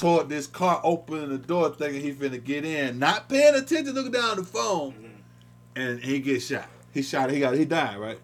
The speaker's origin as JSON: {"language": "English", "region": "the South", "country": "United States", "said": "we're from the South"}